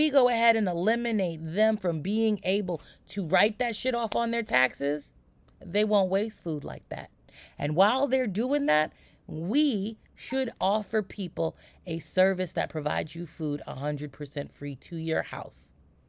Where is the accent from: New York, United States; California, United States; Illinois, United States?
New York, United States; I grew up in New York where people would keep pigeons on the roof.